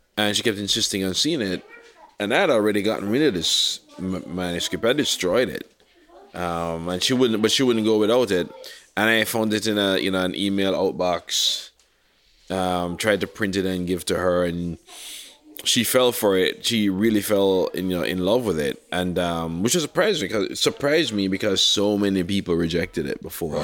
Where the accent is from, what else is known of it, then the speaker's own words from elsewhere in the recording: Jamaica; growing up in Jamaica